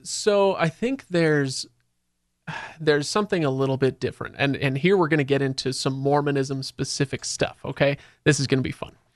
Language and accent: English; Seattle, Washington, United States; now in Salt Lake City, United States; I grew up in Seattle